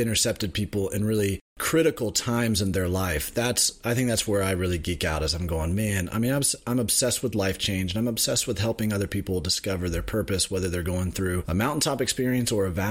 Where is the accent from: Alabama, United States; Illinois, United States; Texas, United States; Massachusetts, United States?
Alabama, United States; Birmingham; moved away as an adult; also born or lived in South Carolina; now in Indianapolis, United States; I grew up in Birmingham, Alabama